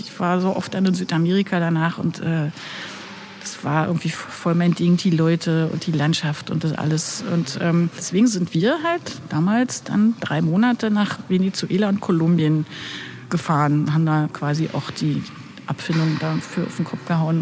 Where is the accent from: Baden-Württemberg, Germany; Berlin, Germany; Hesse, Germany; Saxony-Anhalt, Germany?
Berlin, Germany; ich bin Berlinerin